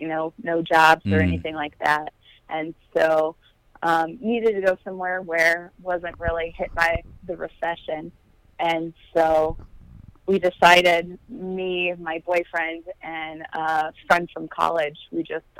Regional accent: Moline, Illinois, United States; Moline, Illinois.

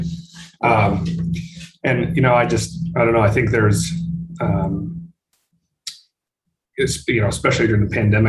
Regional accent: Billings, Montana, United States; also born or lived in Missoula, Montana; now in Helena, United States; I'm from Billings, which is just east of Helena. It's Montana's biggest city.

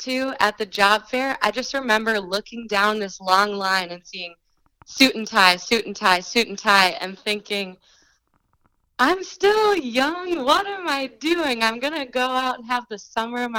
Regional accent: Duluth, Minnesota, United States; moved away as an adult; also born or lived in Winter Park, Colorado; I kind of had this feeling of missing home and wanting to revisit what my hometown was

